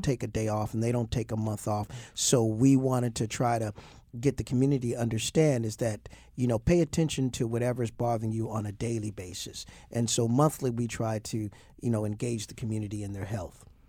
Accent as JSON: {"language": "English", "town": "Toledo", "region": "Ohio", "country": "United States", "tie": "born or raised there", "moved": "yes", "lives_now": "Baltimore, United States", "said": "my hometown of Toledo, Ohio."}